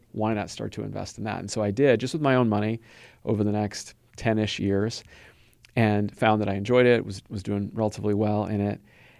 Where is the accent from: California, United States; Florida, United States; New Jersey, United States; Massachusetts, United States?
California, United States; Los Angeles; I was born and raised in Southern California in the LA area.